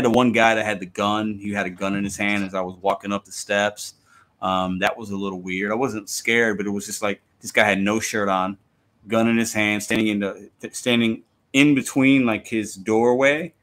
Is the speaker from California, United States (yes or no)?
no; Chicago, Illinois, United States; growing up in Chicago